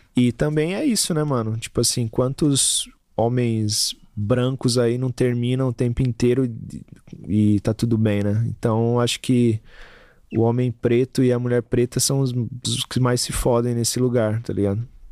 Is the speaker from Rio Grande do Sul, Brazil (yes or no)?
no; São Paulo, Brazil; eu sou da, de Taquera, eu tenho que ser corintiano